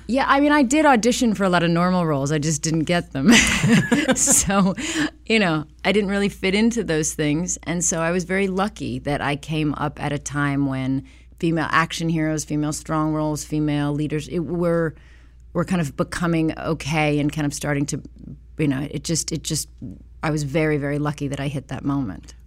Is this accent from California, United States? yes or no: yes; Los Angeles, California, United States; I was born in Hollywood, Cedar Sinai